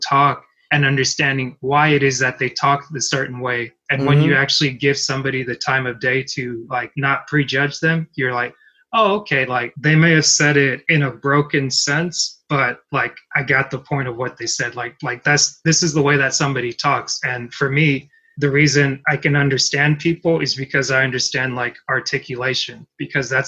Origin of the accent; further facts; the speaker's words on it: United States; I grew up mostly in America, I didn't, like my parents aren't American, and it's like, I'm not, like I'm a naturalized citizen